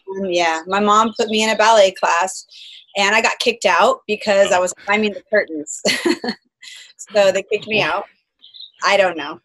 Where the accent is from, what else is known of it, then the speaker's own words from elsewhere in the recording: Folsom, California, United States; also born or lived in Bay Area, California; now in San Diego, United States; I was born in the Bay Area and I lived out there until I was three and then I moved to Sacramento County I lived in a smaller city called Folsom